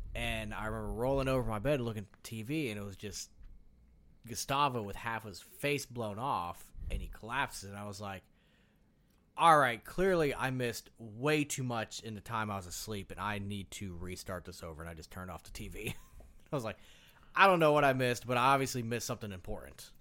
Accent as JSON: {"language": "English", "region": "Midwest", "country": "United States", "said": "We're from the Midwest"}